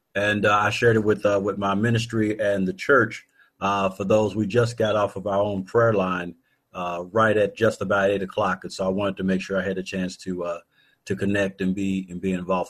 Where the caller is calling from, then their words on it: Louisville, Kentucky, United States; Calling from Louisville, Kentucky